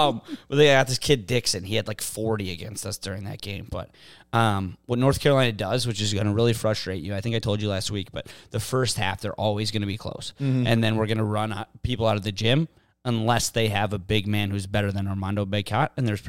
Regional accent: Germany; English is a second language; also born or lived in Uzbekistan; I am from Germany and Uzbekistan together. My mother, Uzbekistan, my father, Germany. So please excuse my very funny accent

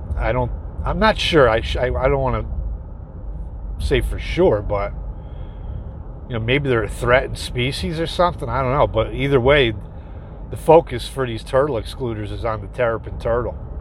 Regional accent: Dutchess County, New York, United States; my hometown down south a little more in Dutchess County, New York

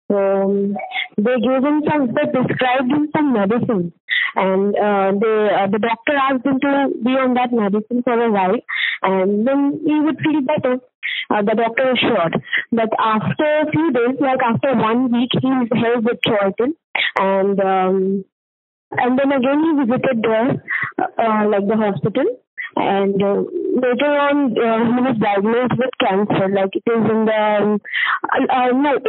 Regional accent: Varanasi, Uttar Pradesh, India; We uh, uh, basically live in Banaras. We are from Banaras.

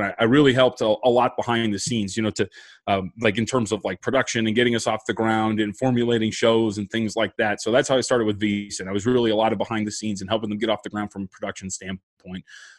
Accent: United States; So I grew up, I think, as most American kids do, like as a real big football fan

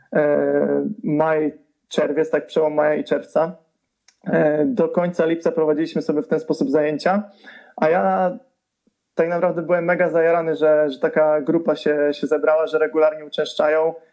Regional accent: Zbąszyń area, Greater Poland, Poland; now in Poznań, Poland; pochodzę ze Zbąszczyzny, a mieszkam w Terezpoznaniu

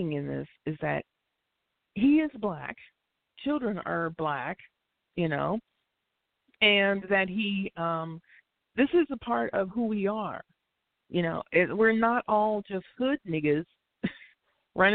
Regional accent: United States; I don't consider myself African American. I'm Black American

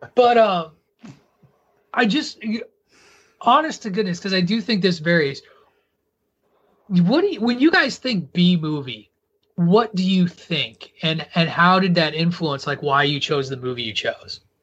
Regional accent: rural Illinois, United States; I grew up in rural Illinois.

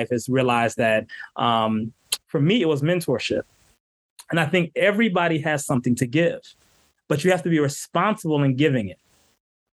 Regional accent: Southfield, Michigan, United States; also born or lived in Royal Oak, Michigan / Detroit, Michigan; I grew up in Southfield

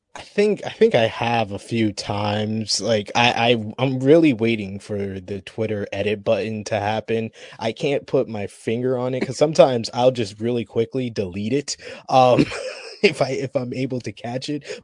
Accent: New York, United States; I'm from New York

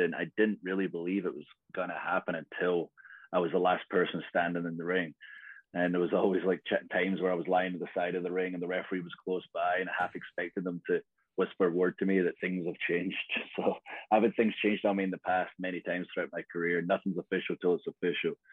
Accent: Scotland, United Kingdom; I'm Scottish

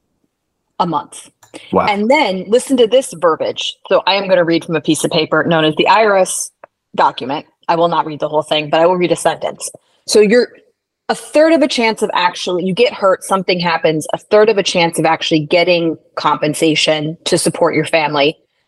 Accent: Midwest, United States; I might lapse back into that New York, even though I'm from the Midwest originally.

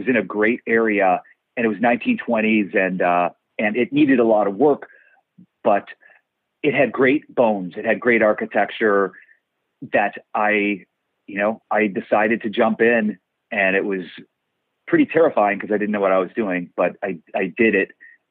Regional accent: Cleveland, Ohio, United States; moved away as an adult; also born or lived in New York; now in Los Angeles, United States; I'm from Ohio, Cleveland, Ohio.

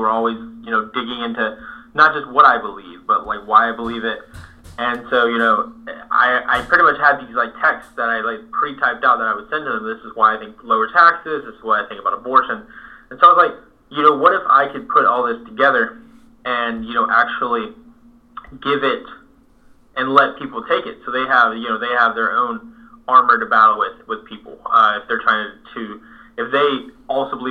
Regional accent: Northeast Florida, United States; now in South Georgia, United States; I was born in Northeast Florida, a little north of Jacksonville, but now I reside right here in South Georgia. Love it. My family has lived here for generations.

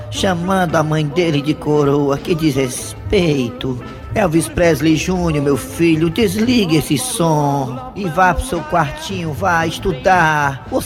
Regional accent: Vicência, Pernambuco, Brazil; Eu sou aqui de Vicência, Pernambuco.

